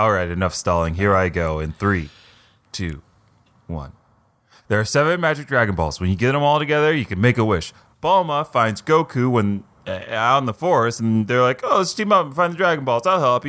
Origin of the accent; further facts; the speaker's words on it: New York, United States; That's right. I'm from New York. I watched this show.